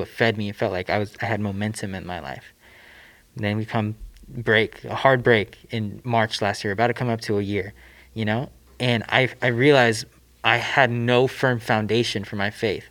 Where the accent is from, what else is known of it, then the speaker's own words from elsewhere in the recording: Southern California, United States; I grew up here in Southern California